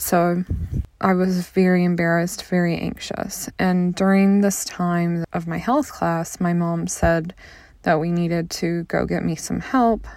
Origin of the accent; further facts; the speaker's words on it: a little town outside of St. Louis, Missouri, United States; I'm from the Midwest, um, a little town outside of St. Louis, Missouri